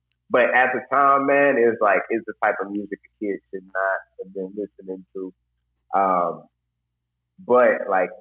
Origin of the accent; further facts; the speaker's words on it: Indianapolis, Indiana, United States; moved away as an adult; now in Muncie, United States; And I'm from Indianapolis, Indiana. Currently living in Muncie, Indiana right now.